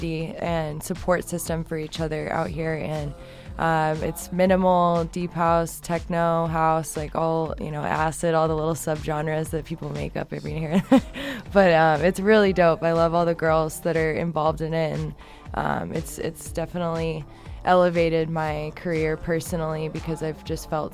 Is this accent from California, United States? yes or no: no; Nebraska, United States; moved away as an adult; now in Los Angeles, United States; I'm from Nebraska